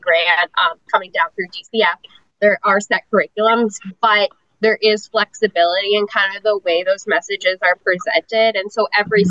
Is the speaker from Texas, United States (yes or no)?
no; New Hampshire, United States; moved away as an adult; now in Tampa, United States; I am originally from New Hampshire, but I've been in Tampa about, I think I just had my, my nine year anniversary in Tampa too.